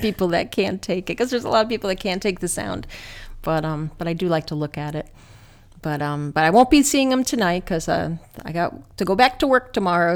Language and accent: English; New Jersey, United States; I grew up in New Jersey